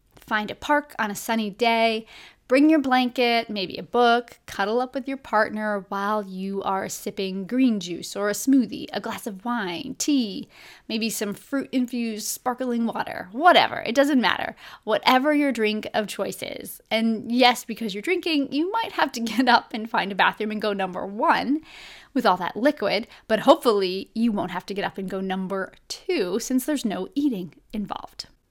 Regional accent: Buffalo, New York, United States; moved away; I grew up in Buffalo, New York

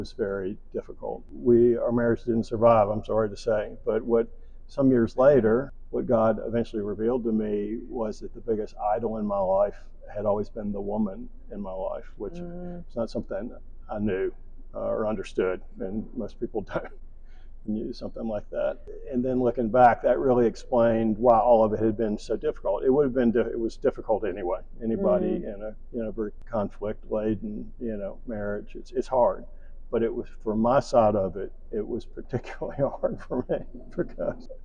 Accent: Charlotte, North Carolina, United States; I grew up in Charlotte, North Carolina

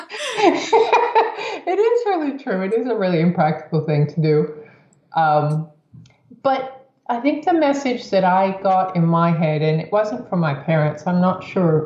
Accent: United States; growing up in the States

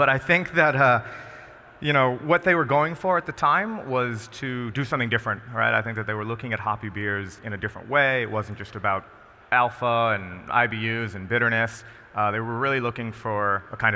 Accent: Rhode Island, United States; I'm from Rhode Island

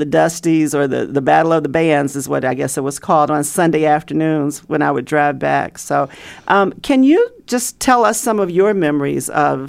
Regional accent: Chicago, Illinois, United States; I am a Chicagoan and grew up listening to Herb Kent all of my childhood.

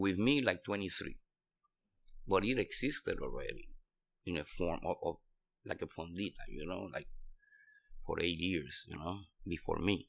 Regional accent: San Juan, Puerto Rico; moved away as an adult; also born or lived in Arecibo, Puerto Rico; now in New York, United States; I grew up in Rio Piedras, you know, in the metropolitan

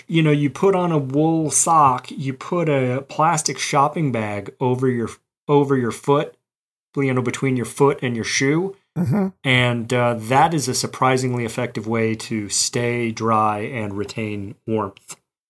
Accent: Mobile, Alabama, United States; now in Boston, United States; You know, I came to Boston from Mobile, Alabama, so I was ill-equipped very certainly, and I was also ill-informed.

